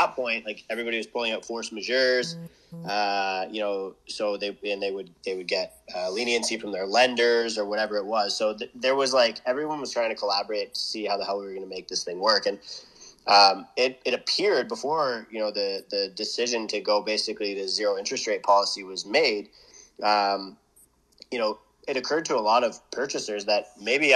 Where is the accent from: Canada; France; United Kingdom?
Canada; I'm from a small town where it's a lot of unskilled labor or skilled labor, but trades